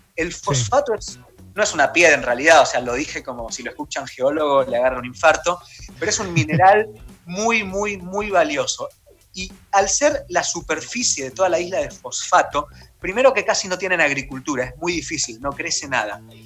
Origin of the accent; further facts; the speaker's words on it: Argentina; lo que somos nosotros como Argentina